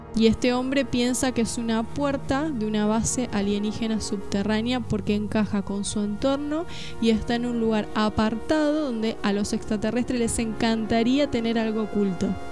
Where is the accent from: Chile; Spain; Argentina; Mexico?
Argentina; nuestra identidad como argentinos